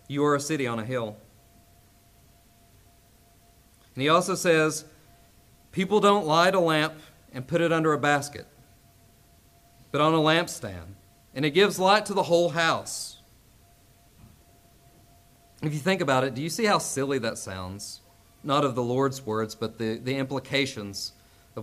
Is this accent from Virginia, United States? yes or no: yes; Castlewood, Virginia, United States; moved away; I am from Castlewood, Virginia